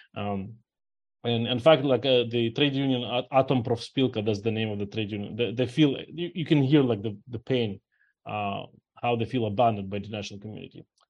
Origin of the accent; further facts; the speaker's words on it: Ukraine; now in New Orleans, United States; I'm originally myself from Ukraine, and my parents and friends still live there